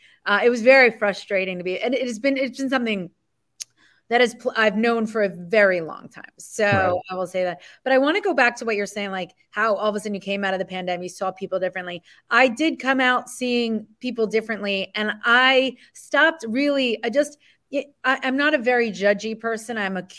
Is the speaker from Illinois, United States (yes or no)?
no; New Jersey, United States; Argue, yeah, we're both from Jersey.